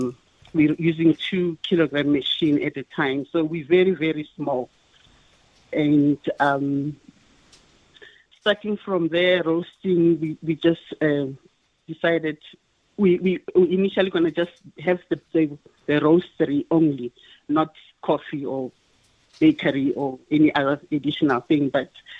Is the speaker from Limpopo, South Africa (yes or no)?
yes; Limpopo, South Africa; moved away as an adult; also born or lived in Pretoria; now in Gauteng, South Africa; I come all the way from Limpopo, and I just came to Gauteng in 2000 for college